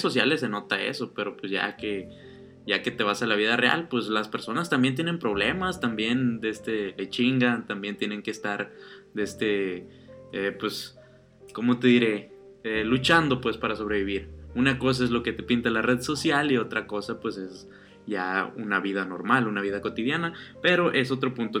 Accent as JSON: {"language": "Spanish", "region": "Sinaloa", "country": "Mexico", "said": "no somos de Ciudad de México, somos de Sinaloa."}